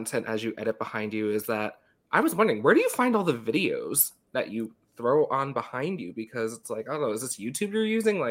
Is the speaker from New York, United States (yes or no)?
yes; Long Island, New York, United States; moved away as an adult; now in Washington DC area, United States; I grew up on Long Island right next to, like, JFK.